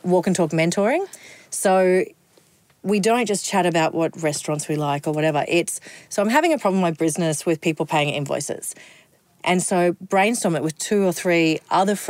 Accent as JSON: {"language": "English", "town": "Kingaroy", "region": "Queensland", "country": "Australia", "said": "I am a girl from Kingaroy"}